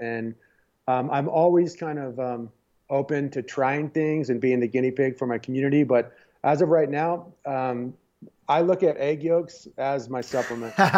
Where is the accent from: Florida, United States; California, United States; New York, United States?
California, United States; San Diego; I grew up in San Diego